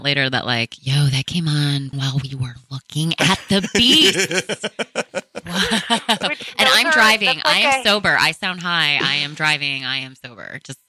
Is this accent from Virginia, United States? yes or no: no; Buffalo, New York, United States; I'm from Buffalo.